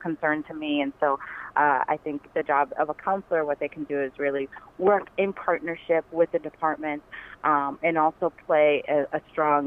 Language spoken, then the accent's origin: English; Boston, Massachusetts, United States; I was born and raised in Boston.